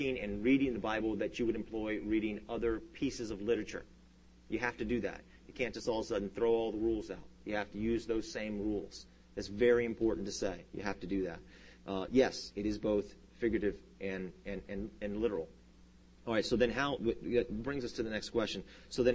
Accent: United States; first language English; I'm an American, and I only speak English

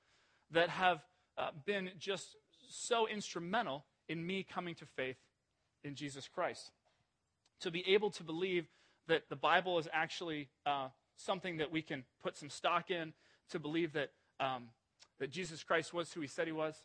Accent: Ohio, United States; I grew up mostly in Ohio

